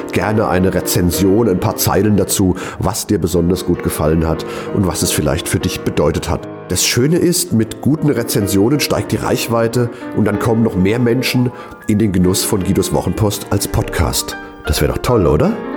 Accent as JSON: {"language": "German", "town": "Mainz", "region": "Rhineland-Palatinate", "country": "Germany", "tie": "born or raised there", "said": "meine Heimatstadt Mainz"}